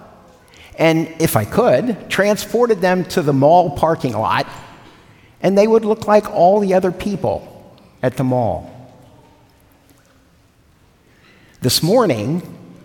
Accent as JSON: {"language": "English", "town": "Cincinnati", "region": "Ohio", "country": "United States", "tie": "born or raised there", "moved": "yes", "said": "Cincinnati, my hometown"}